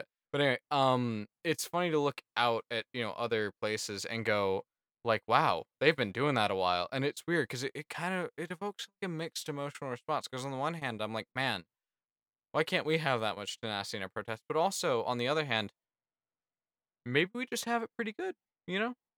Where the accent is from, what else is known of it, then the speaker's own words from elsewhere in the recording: United States; as an American